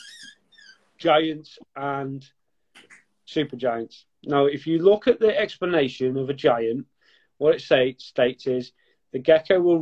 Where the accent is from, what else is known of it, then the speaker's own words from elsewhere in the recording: North West England, United Kingdom; I am a woolly back, so closer to Wales than we are to Liverpool